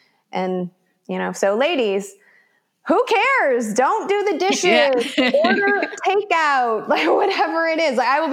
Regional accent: Chicago, Illinois, United States; moved away as an adult; also born or lived in South America; now in Los Angeles, United States; I grew up in Chicago, went to college out east, came out to LA to work as an actress

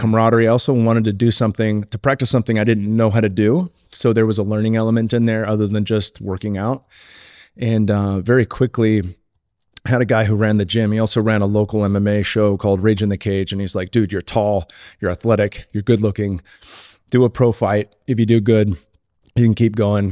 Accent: Silicon Valley, California, United States; I grew up in the Silicon Valley

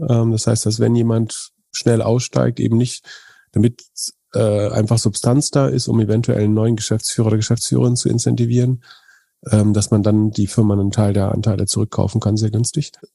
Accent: Greifswald, Mecklenburg-Vorpommern, Germany; In meiner Heimatstadt Greifswald

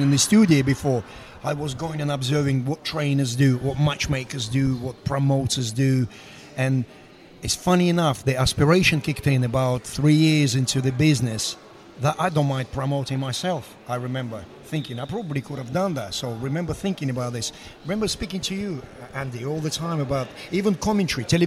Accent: Russia; English is a second language; moved away as an adult; also born or lived in Moscow; now in United Kingdom; I come from Russia.

